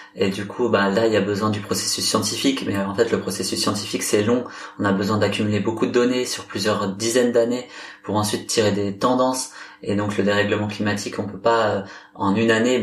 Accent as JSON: {"language": "French", "region": "Brittany", "country": "France", "said": "je suis, je suis breton"}